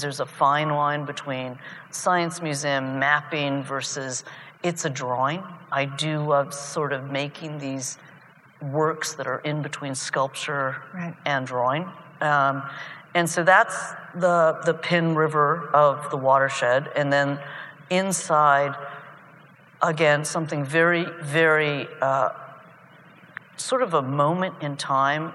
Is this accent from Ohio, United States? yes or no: yes; Athens, Ohio, United States; moved away; I grew up probably with my brother, the Chinese family in Athens